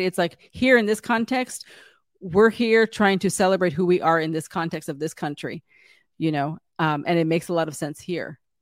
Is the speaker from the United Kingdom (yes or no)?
no; San Diego, California, United States; I grew up in San Diego, California, so about ten minutes from the border